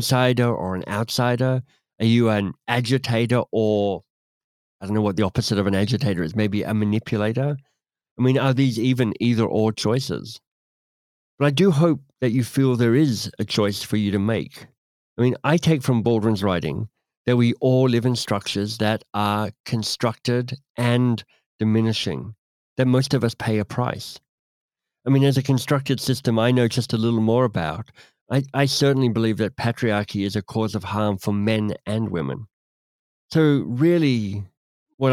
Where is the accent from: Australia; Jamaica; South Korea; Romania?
Australia; moved away; also born or lived in England / United States / Canada; As an Australian who's lived in Australia and England, tiny bit of time in the States and mostly in Canada